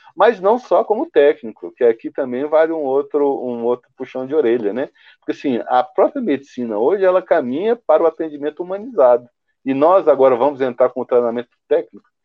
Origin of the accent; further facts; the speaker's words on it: Goiás, Brazil; eu sou goiano